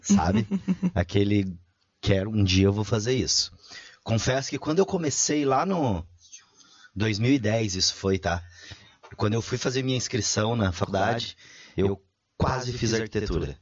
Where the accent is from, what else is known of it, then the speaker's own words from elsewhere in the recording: Cascavel, Paraná, Brazil; moved away as an adult; now in Blumenau, Brazil; eu sou natural de Cascavel, Paraná, lá do oeste